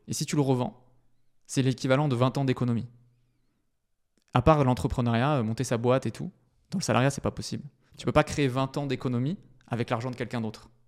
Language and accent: French; Bordeaux, Nouvelle-Aquitaine, France; moved away as an adult; now in Paris, France; je suis originaire du sud de la France, de Bordeaux plus précisément, où j'ai passé toute mon enfance et aussi mes études. Et ça fait six ans que je vis sur Paris